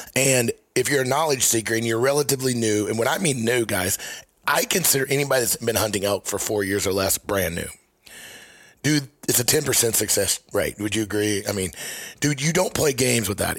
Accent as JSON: {"language": "English", "region": "Missouri", "country": "United States", "said": "I'm from Missouri"}